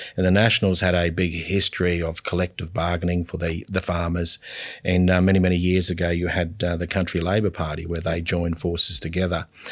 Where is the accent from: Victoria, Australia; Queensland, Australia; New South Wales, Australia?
Queensland, Australia; Collinsville; also born or lived in Tully, Australia; I was born in Tully, um, at the, uh, on the banks of the Cardston Village, and my father was in the electricity industry. We then moved to Collinsville